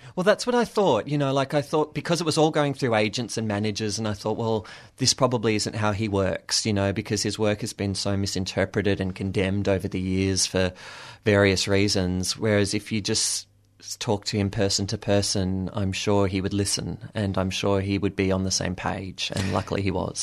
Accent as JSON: {"language": "English", "town": "Williamstown", "region": "Victoria", "country": "Australia", "tie": "born or raised there", "said": "I grew up in Williamstown, so that was my little bubble"}